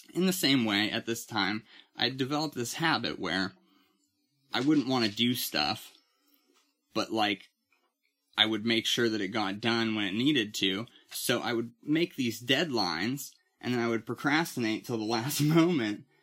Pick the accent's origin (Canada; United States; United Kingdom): United States; Titusville; moved away as an adult; I moved back to my hometown of Titusville